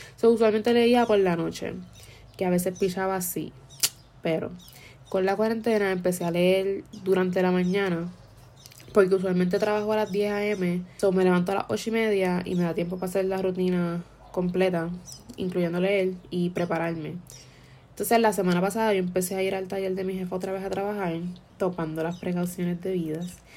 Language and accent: Spanish; Puerto Rico; fue la primera vez que salí de Puerto Rico desde séptimo grado